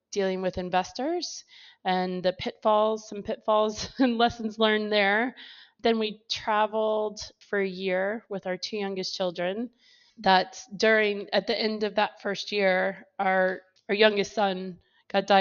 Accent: United States; moved away as an adult; now in England; I grew up in America

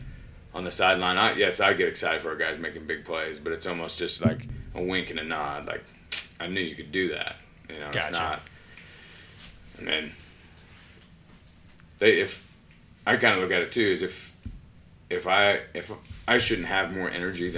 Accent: Colorado, United States; moved away; I grew up in Colorado.

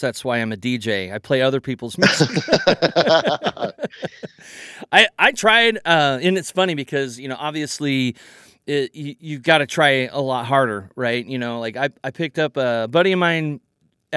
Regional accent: Kansas City, Missouri, United States; now in Oregon, United States; I'm from Kansas City, Missouri.

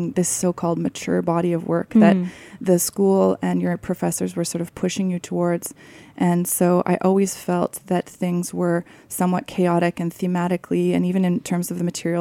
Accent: a suburb of Vancouver, British Columbia, Canada; I grew up in a suburb of Vancouver by the ocean

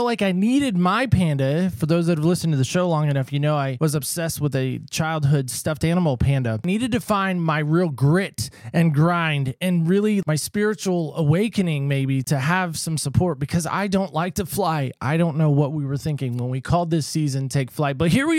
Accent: Oceanside, California, United States; also born or lived in North Carolina; See, I grew up in Oceanside, California.

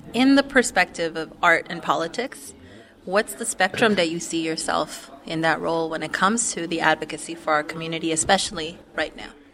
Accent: Los Angeles, California, United States; as a young Chicana growing up in East

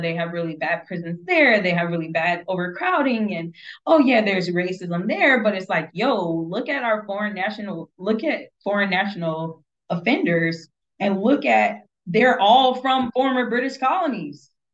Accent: United States; as an American

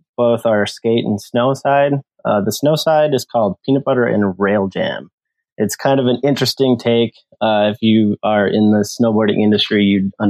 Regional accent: Minnesota, United States; I'm from Minnesota

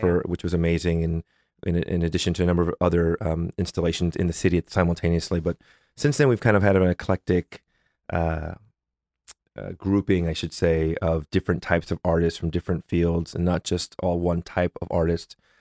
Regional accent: Northern California, United States; also born or lived in Los Angeles, California; I grew up in Northern California.

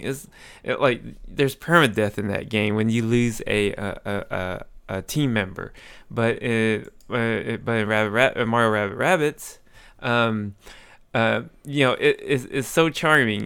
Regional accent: Amarillo, Texas, United States; moved away; I went to my hometown in Amarillo

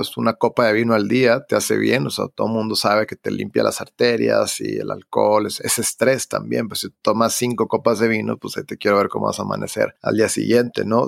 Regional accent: Hermosillo, Sonora, Mexico; moved away; yo que soy de Hermosillo

